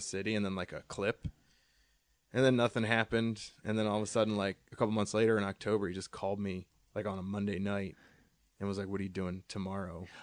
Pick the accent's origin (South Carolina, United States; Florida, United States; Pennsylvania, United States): Pennsylvania, United States; Allentown; moved away; my hometown, uh, Allentown, where I'm actually from